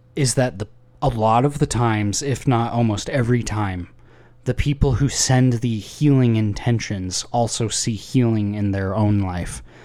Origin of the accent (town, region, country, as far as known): Idaho, United States; moved away